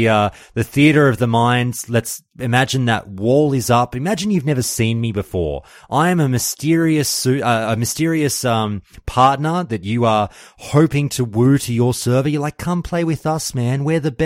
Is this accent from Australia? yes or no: yes; Australia; I'm an Australian